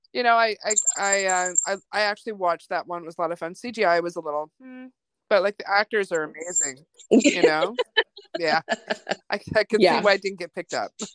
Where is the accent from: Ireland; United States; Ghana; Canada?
Canada; Vancouver, British Columbia; also born or lived in Germany; I did. My teenage years, I grew up in Vancouver. I'm an Army brat, so my dad was in the military, and I was born in Germany.